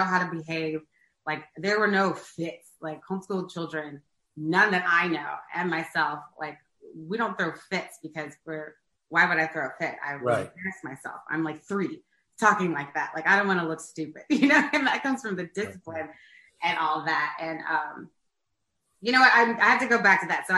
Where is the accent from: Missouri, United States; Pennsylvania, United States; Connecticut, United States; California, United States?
Missouri, United States; St. Louis; moved away as an adult; now in New York City, United States; I'm born and raised there